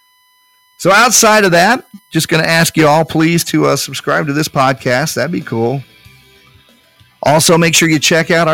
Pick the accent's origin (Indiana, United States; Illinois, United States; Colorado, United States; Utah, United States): Indiana, United States; Speedway; I grew up in Speedway.